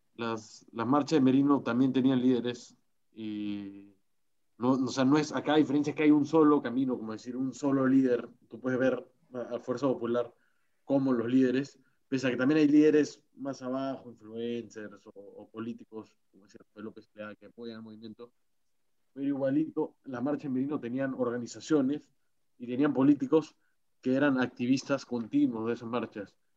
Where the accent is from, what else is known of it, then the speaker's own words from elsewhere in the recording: Peru; el que se identifica como peruano, como yo